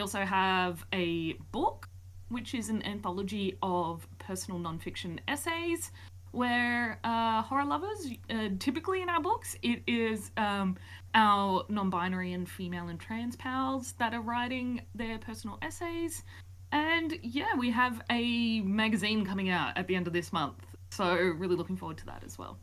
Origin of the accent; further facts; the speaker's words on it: Wollongong, New South Wales, Australia; I am a sociologist from Wollongong, Australia